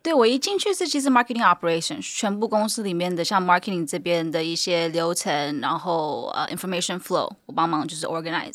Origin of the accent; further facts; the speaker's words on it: California, United States; Chinese is a second language; 我是在美国出生的，然后到 哦，有，所以你看为什么要有，对不对？有美国哪里出生啊？ 加州。